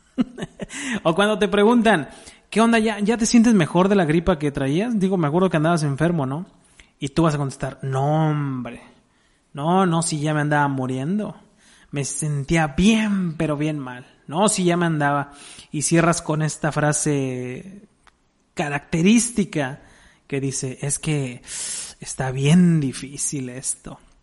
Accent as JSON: {"language": "Spanish", "country": "Mexico", "said": "somos mexicanos"}